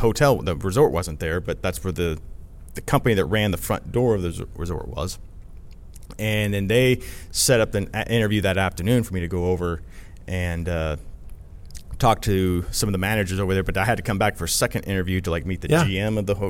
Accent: Midwest, United States; And then growing up in the Midwest, you know, I had the severe weather aspect

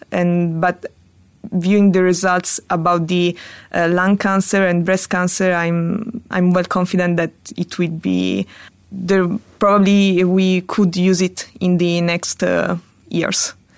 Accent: Italy; moved away as an adult; now in Paris, France; I'm an Italian hepatologist, but I'm currently working in Paris

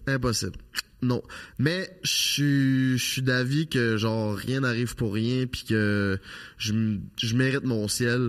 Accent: Charny, Quebec, Canada; moved away as an adult; Je viens de Charny, une petite ville en banlieue de Québec. J'ai vécu là toute ma vie jusqu'à l'âge de 25 ans.

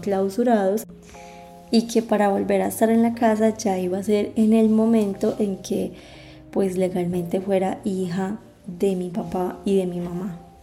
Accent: La Virginia, Risaralda, Colombia; Yo nací en la Virginia Risaralda

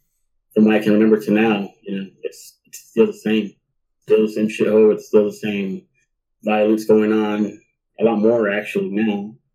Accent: Los Angeles, California, United States; first language Spanish; English is a second language; also born or lived in Long Beach; I grew up in Boyle Heights, which is the just west of East LA. You know, Boyle Heights is like the, how can I put this? The ghetto side of the ghetto, right? East LA is like the ghetto, and Boyle Heights is the ghetto of that ghetto.

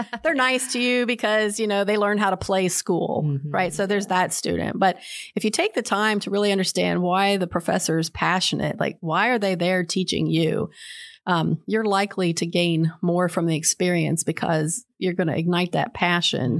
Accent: Charleston, West Virginia, United States; moved away; I was born in Charleston, West Virginia

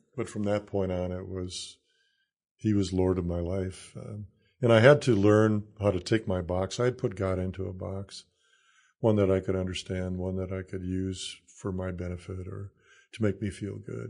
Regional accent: Salem, South Dakota, United States; also born or lived in Iowa / Kansas / Illinois; now in Nebraska, United States; I grew up in South Dakota

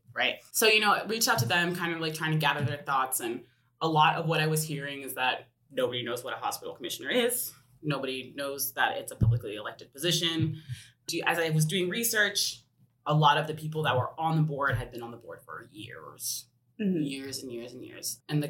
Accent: Woodinville, Washington, United States; So I was able to reach out to some of the Woodinville City Council members because I'm from Woodinville.

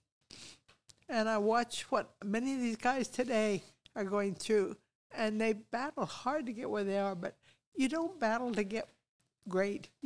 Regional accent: United States; moved away as an adult; also born or lived in Papua New Guinea; I'm an American

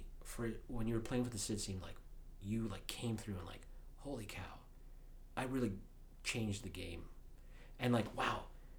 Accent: Nebraska, United States; I'm from Nebraska. We consider ourselves part of the North.

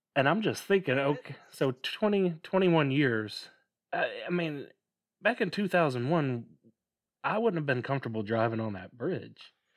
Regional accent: near Memphis, Tennessee, United States; We grew up near Memphis

